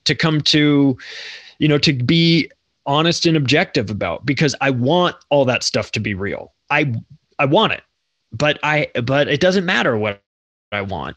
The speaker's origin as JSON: {"language": "English", "country": "United States", "said": "I'm an American too"}